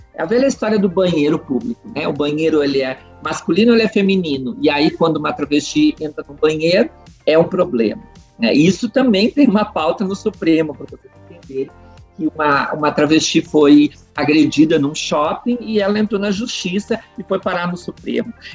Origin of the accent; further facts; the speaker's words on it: Montenegro, Rio Grande do Sul, Brazil; moved away as an adult; also born or lived in Porto Alegre / Brasília; eu nasci e me criei na Timbaúva